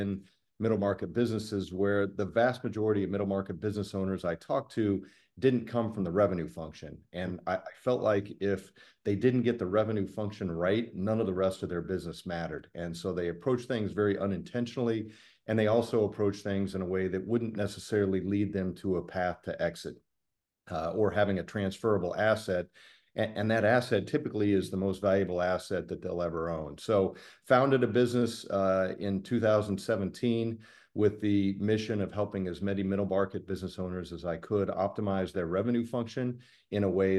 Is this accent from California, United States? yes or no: no; Terre Haute, Indiana, United States; native Hoosier. I grew up in Terre Haute, Indiana, and have traveled pretty extensively since then, but grew up in Terre Haute.